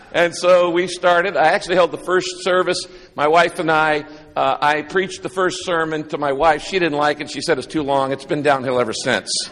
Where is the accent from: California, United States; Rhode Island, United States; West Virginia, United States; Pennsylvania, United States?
California, United States; Northern; also born or lived in Texas / Orange County, California; I was raised up in Northern California, uh, in a little town of less than five hundred people.